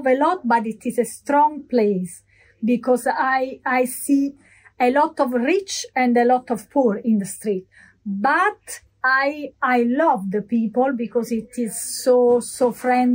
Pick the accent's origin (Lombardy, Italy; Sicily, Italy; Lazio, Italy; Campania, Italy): Lazio, Italy; Rome; English is a second language; moved away as an adult; now in Marbella, Spain; From Roma. I'm from Roma.